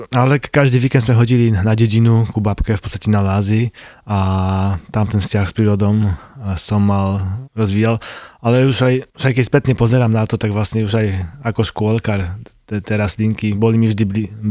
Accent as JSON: {"language": "Slovak", "country": "Poland", "first_language": "Polish", "second_language": "Slovak", "moved": "yes", "lives_now": "Slovakia", "said": "Postupne sa cítim viac ako Slovák. Slovenčina je mi prirodzenejšia ako polština, aj keď samozrejme počuť v tom tú moju polštinu."}